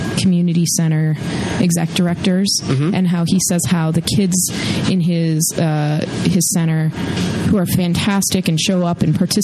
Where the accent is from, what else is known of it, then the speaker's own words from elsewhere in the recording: Madison, Wisconsin, United States; Madison growing up here with the university